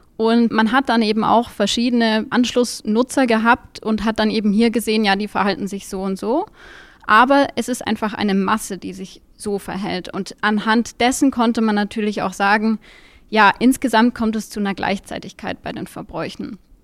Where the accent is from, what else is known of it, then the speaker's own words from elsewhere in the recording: Munich, Bavaria, Germany; ich komme aus München